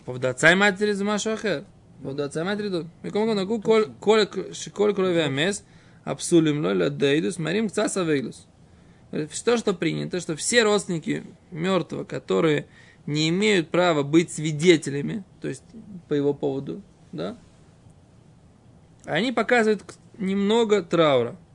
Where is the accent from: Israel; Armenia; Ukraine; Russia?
Israel; которого я как бы вырос здесь, в Израиле, грубо говоря. Ну, после того, как приехал в Израиль, меня не было здесь мамы с папой.